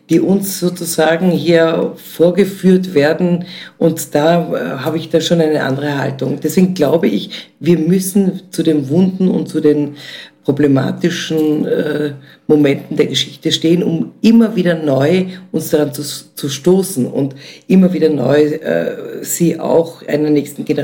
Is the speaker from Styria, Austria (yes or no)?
no; Vienna, Austria; also born or lived in East Germany; ich bin ja selber zwar in der DDR geboren, hier aufgewachsen